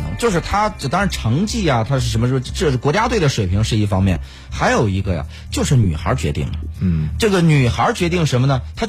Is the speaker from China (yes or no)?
yes; Guangdong, China; 当然呢，在早期的时候，咱们广东那边还打不过人家香港。